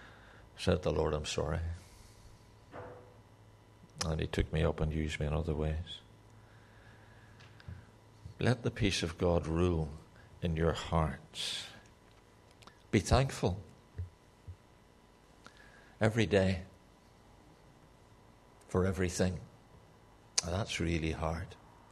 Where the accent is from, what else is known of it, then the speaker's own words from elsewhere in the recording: Ireland; but I'm Irish, okay, so that's allowable.